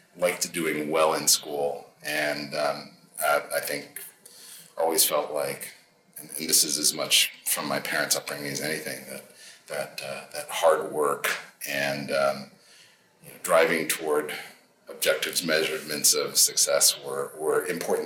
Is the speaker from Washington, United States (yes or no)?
no; Natick, Massachusetts, United States; also born or lived in Boston; I was born in Boston. And raised in the western suburbs, a town called Natick